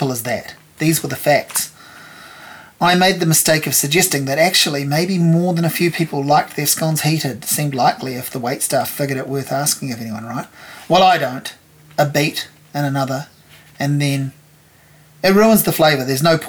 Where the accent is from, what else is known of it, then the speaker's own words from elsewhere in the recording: Hawke's Bay, New Zealand; moved away as an adult; now in Wellington, New Zealand; I moved to Wellington in 1995 from growing up in Hawke's Bay.